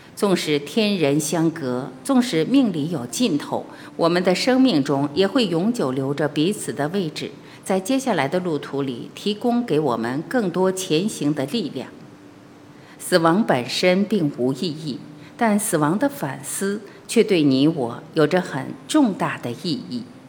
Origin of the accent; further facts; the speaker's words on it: China; 我们中国人都有句影响很深的俗语